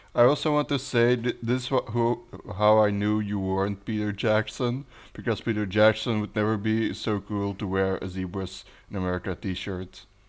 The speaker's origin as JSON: {"language": "English", "country": "Belgium", "second_language": "English", "said": "I'm your host or co host from Belgium"}